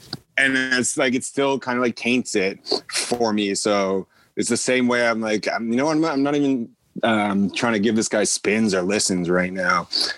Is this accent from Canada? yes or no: yes; Canada; I'm a nigga from Canada, too.